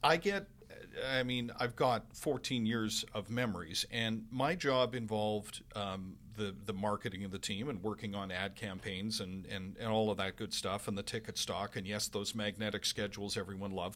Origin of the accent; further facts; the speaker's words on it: Vancouver, British Columbia, Canada; moved away as an adult; also born or lived in Winnipeg; now in Edmonton, Canada; I lived thirty-one years in Vancouver. That's really home for me